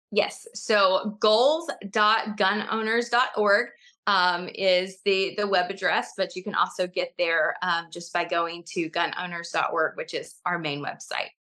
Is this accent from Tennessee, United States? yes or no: yes; East Tennessee, United States; also born or lived in Johnson City, Tennessee; I grew up in East Tennessee